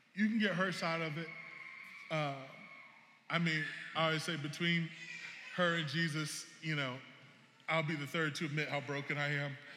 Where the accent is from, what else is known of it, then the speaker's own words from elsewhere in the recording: South Carolina, United States; I'm from South Carolina